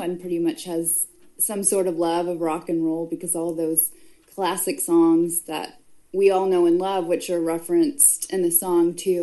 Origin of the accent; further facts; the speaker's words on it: the South, United States; also born or lived in Nashville; I'm more of a Southern girl